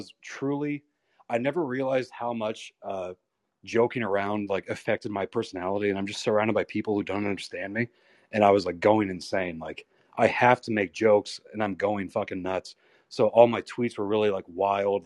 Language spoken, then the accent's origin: English; United States; I'm from America